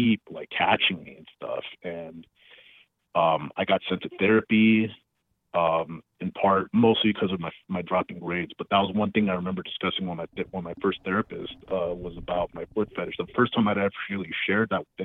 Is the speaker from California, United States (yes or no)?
yes; Los Angeles, California, United States; I grew up in Los Angeles